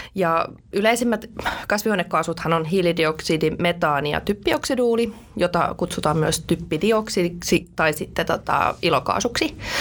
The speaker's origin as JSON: {"language": "Finnish", "town": "Nurmijärvi", "region": "Uusimaa", "country": "Finland", "tie": "born or raised there", "also_born_or_lived": "Helsinki", "lives_now": "Riihimäki, Finland", "said": "mä oon siis ihan synnyin Helsingissä, mutta hyvin pian sitten rakennettiin Nurmijärvelle maalle oma kotitalo ja siellä sitten tota, kasvoi metsän keskellä."}